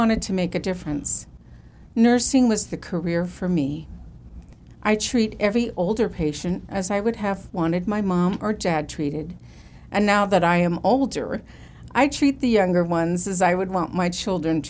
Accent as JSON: {"language": "English", "town": "South San Francisco", "region": "California", "country": "United States", "tie": "born or raised there", "also_born_or_lived": "Minnesota", "moved": "as an adult", "lives_now": "Modesto, United States", "said": "I was born in Minnesota. When I was 2, my family moved to South San Francisco, just south of the city by the bay, and there we remained"}